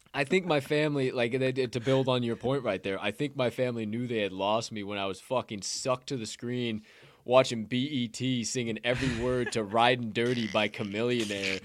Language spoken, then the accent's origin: English; Bethany, Illinois, United States; where I grew up, Bethany